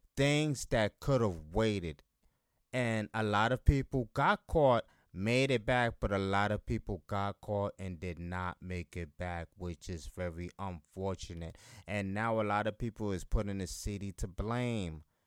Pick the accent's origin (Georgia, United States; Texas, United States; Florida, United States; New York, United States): New York, United States; Buffalo; here in my hometown